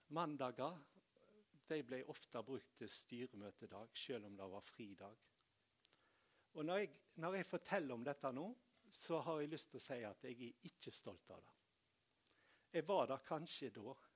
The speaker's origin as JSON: {"language": "Norwegian", "town": "Tysnes", "region": "Vestland", "country": "Norway", "tie": "born or raised there", "said": "bedehuset hjemme på Tysnes"}